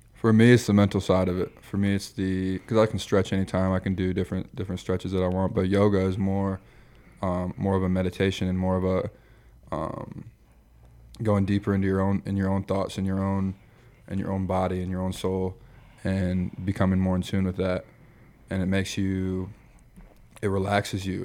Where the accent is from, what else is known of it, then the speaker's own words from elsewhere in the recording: Michigan, United States; moved away as an adult; also born or lived in Iowa; now in Nebraska, United States; I grew up in Michigan